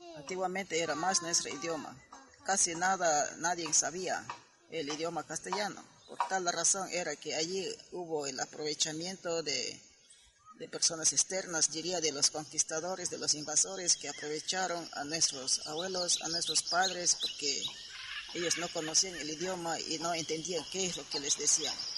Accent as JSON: {"language": "Spanish", "area": "Cordillera del Cóndor, Tiwintza", "region": "Morona Santiago", "country": "Ecuador", "first_language": "Shuar", "second_language": "Spanish", "said": "Soy de la Correa del Cóndor, de la provincia de Morona Santiago"}